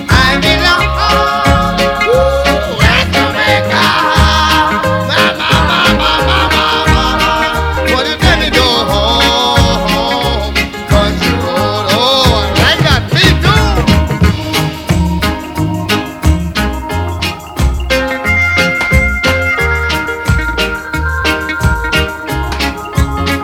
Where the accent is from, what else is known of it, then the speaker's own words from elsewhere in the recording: Leicester, East Midlands, United Kingdom; Leicester, my hometown